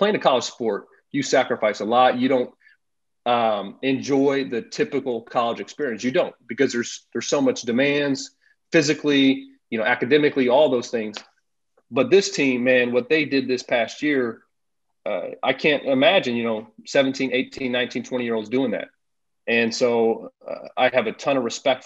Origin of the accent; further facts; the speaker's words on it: United States; as an American